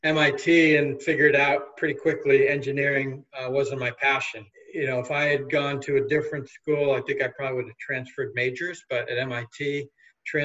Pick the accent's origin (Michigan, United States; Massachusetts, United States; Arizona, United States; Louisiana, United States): Massachusetts, United States; Newton; I grew up in Newton, Massachusetts, about 8 miles west of Boston